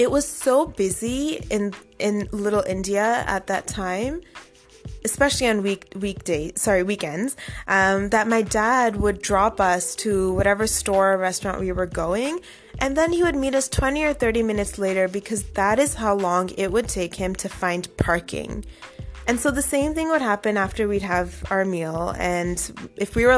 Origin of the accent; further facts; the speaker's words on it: Toronto, Ontario, Canada; growing up in Toronto in the 90s